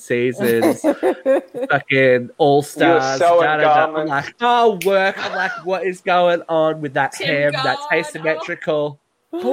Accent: New South Wales, Australia; my hometown

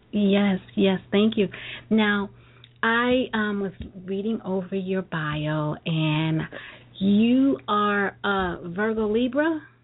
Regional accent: New York City, New York, United States; Brooklyn girl

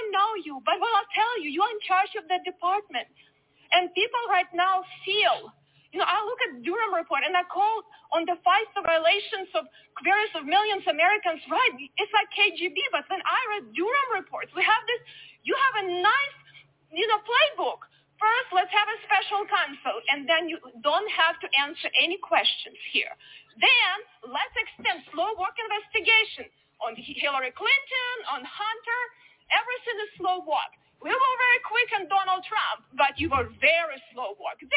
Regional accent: Ukraine; born or raised there; moved away as an adult; now in United States

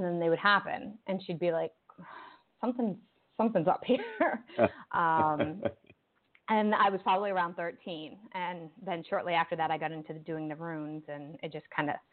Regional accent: Rhode Island, United States; I grew up in Rhode Island

